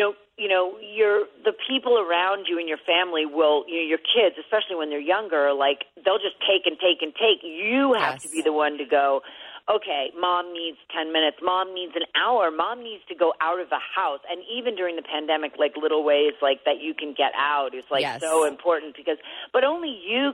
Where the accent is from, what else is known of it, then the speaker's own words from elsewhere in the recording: New York City, New York, United States; I grew up born and raised in Manhattan